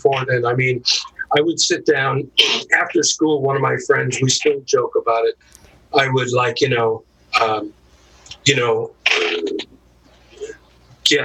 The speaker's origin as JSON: {"language": "English", "town": "Santa Monica", "region": "California", "country": "United States", "tie": "born or raised there", "also_born_or_lived": "Orange County / North Hollywood", "said": "Born and raised in Santa Monica. The family moved around a lot, Orange County, but we settled in North Hollywood"}